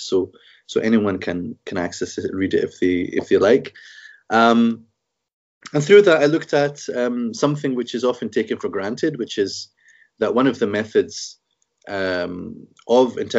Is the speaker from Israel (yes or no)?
no; Scotland, United Kingdom; also born or lived in Egypt; I'm born and brought up in Scotland.